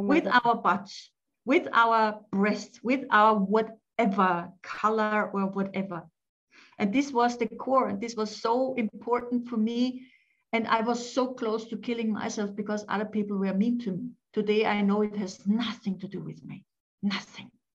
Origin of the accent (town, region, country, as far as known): Austria; born or raised there; English is a second language; also born or lived in France